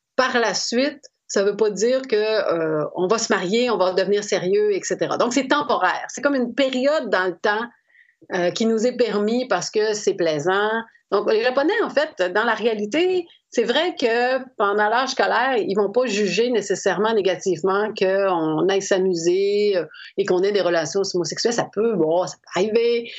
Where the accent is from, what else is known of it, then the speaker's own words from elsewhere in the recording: Quebec, Canada; chez moi au Québec